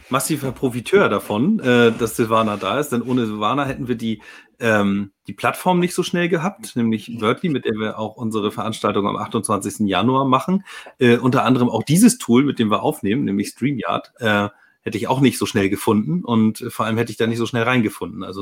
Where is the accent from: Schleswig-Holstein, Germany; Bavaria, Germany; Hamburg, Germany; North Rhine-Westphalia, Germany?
Schleswig-Holstein, Germany; Lübeck; wahrscheinlich wisst, komme ich aus Lübeck.